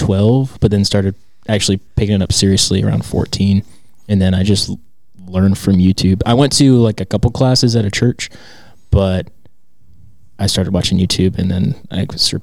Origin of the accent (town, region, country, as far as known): Texas, United States; born or raised there; also born or lived in Lexington, Kentucky / Indiana; now in Denton, United States